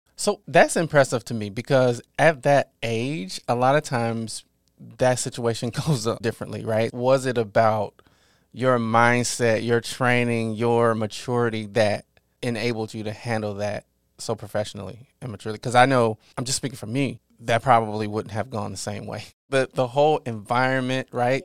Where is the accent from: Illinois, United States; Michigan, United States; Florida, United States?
Illinois, United States; Mounds; moved away; my hometown, Mounds, is about ten minutes west